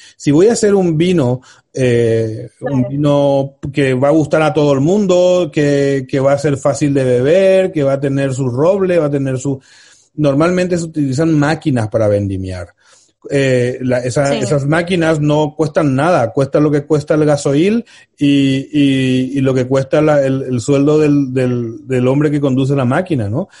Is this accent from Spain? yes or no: yes; Spain; en España tenemos la cosa